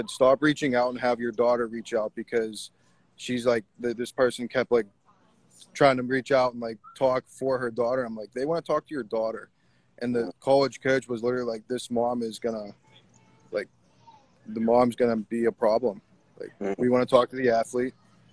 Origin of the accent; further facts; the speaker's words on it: Pittsburgh, Pennsylvania, United States; I came from Pittsburgh to Beaver County. So I'm about 35 miles out of the city of Pittsburgh.